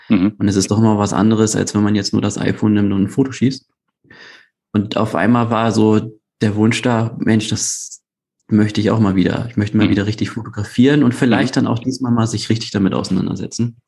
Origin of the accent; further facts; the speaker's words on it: Hamburg, Germany; ich komme aus Hamburg, gebürtiger Hamburger, lebe und arbeite dort